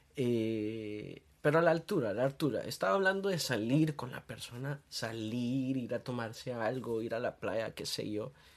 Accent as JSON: {"language": "Spanish", "country": "Honduras", "said": "soy de Honduras"}